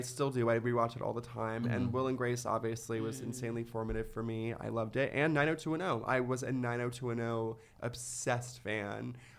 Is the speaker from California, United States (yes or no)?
yes; Ventura, California, United States; I grew up in Ventura